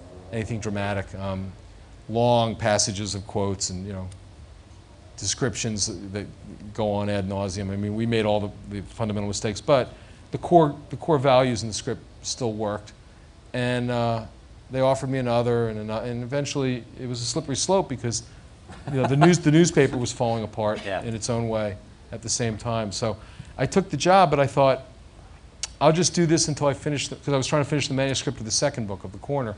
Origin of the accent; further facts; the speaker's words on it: United States; I grew up in the Washington suburbs